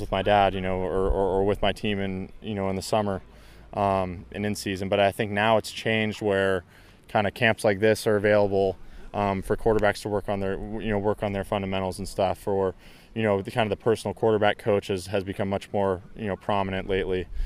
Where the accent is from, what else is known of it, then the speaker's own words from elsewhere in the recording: Bay Area, Northern California, United States; I'm from the Bay Area, you know, which is, which is Northern California